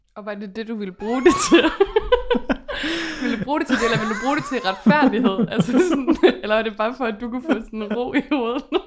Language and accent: Danish; West Jutland, Central Denmark Region, Denmark; vi kommer begge to fra Vestjylland